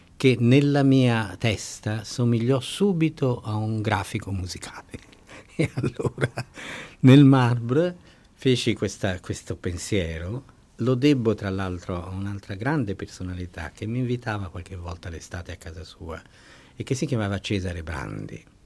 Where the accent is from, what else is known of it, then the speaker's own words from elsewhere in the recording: Ponte a Ema, Tuscany, Italy; fin dall'infanzia, l'infanzia a Ponteema